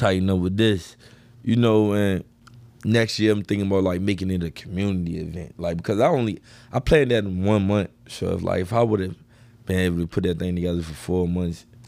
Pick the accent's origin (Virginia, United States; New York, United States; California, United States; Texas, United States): Virginia, United States; Richmond; I was from the East End